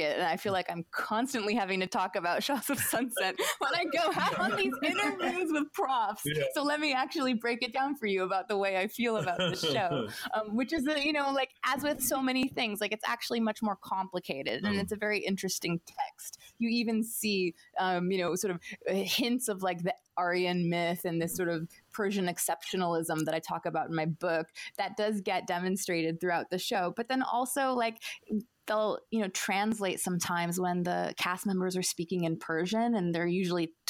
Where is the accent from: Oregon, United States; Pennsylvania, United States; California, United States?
Oregon, United States; Portland; now in Toronto, Canada; I grew up in Portland, Oregon